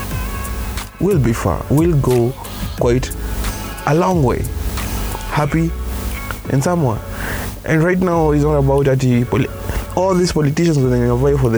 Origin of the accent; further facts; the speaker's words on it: Kenya; I belong to Kenya. I am a Kenyan